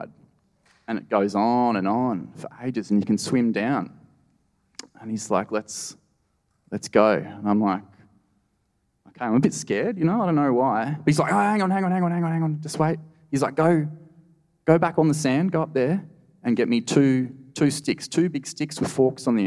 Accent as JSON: {"language": "English", "area": "Blue Mountains", "region": "New South Wales", "country": "Australia", "tie": "born or raised there", "moved": "yes", "lives_now": "Northern Territory, Australia", "said": "I grew up in the Blue Mountains, which is this gorgeous World Heritage listed national park."}